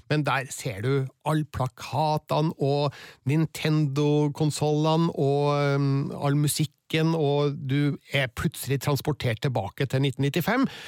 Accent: Stjørdal, Trøndelag, Norway; vi var litt seint ute med skating, kanskje, da der jeg

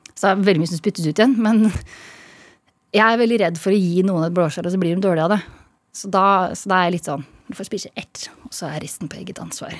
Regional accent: Østfold, Norway; moved away as an adult; also born or lived in Bergen; jeg er fra Østfold

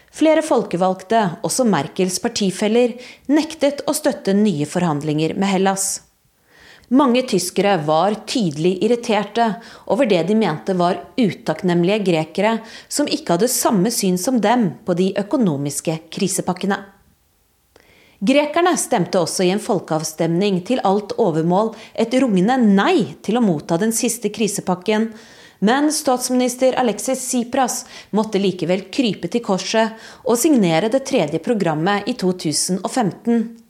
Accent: Norway; moved away as an adult; now in Berlin, Germany; jeg kommer fra Norge

